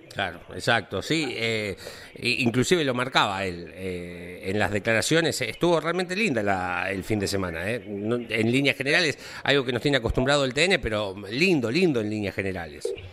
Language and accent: Spanish; Olavarría, Buenos Aires Province, Argentina; soy de Olavarría y en Olavarría es más importante que el fútbol